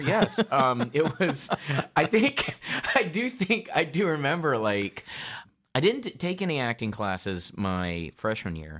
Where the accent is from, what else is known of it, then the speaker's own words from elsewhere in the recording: North Carolina, United States; also born or lived in Detroit, Michigan; I was born in Detroit, Michigan, and I moved to North Carolina when I was four years old.